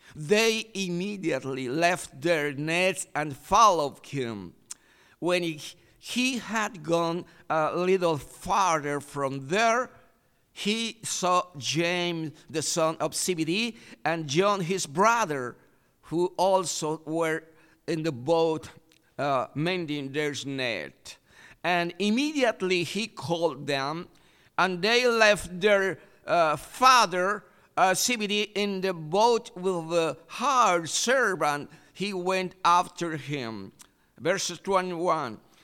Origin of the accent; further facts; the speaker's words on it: Iquitos, Loreto, Peru; English is a second language; my country in, in Iquitos City